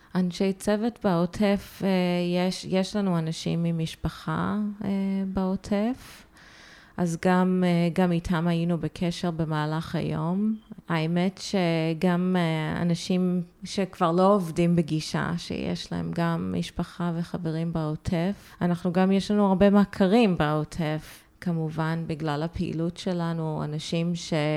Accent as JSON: {"language": "Hebrew", "country": "United States", "tie": "born or raised there", "also_born_or_lived": "Haifa, Israel", "moved": "as an adult", "lives_now": "Tel Aviv, Israel"}